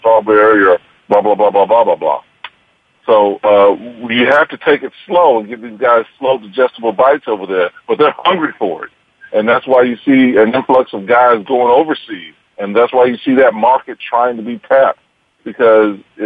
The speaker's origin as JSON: {"language": "English", "country": "United States", "said": "I'm American"}